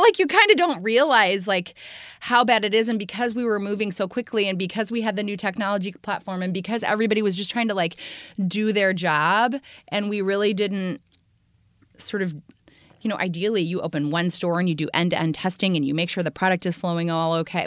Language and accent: English; Indiana, United States; moved away; I grew up in Indiana, so I am a Midwestern girl